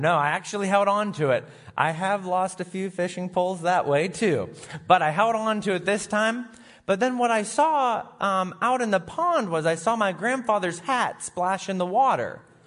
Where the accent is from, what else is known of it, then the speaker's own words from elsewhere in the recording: Sharon, Pennsylvania, United States; also born or lived in Grove City / Erie; I was raised in Sharon